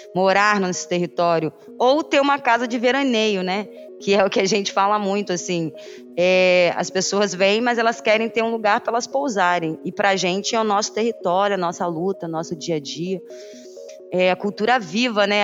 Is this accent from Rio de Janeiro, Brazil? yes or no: yes; Paraty, Rio de Janeiro, Brazil; sou quilombola, nascida e criada no Quilombo Campinho da Independência